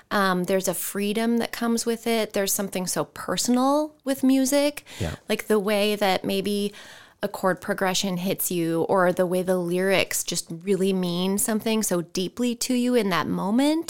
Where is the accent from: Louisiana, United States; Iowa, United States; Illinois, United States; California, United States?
Iowa, United States; Ridgeway; I grew up in the metropolis of Ridgeway, Iowa.